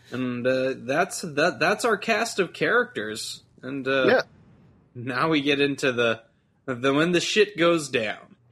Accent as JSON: {"language": "English", "region": "Texas", "country": "United States", "said": "I'm from Texas"}